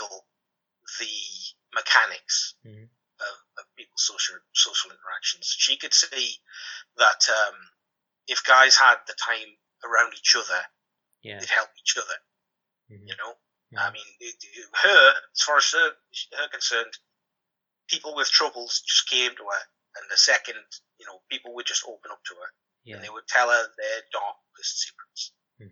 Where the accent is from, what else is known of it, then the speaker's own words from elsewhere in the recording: Durham Coalfield villages, North East England, United Kingdom; We're both from Durham Coalfield villages